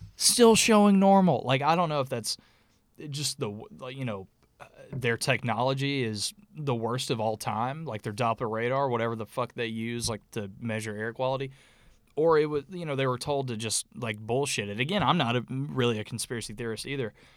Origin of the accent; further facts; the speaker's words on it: North Alabama, United States; the area we grew up in North Alabama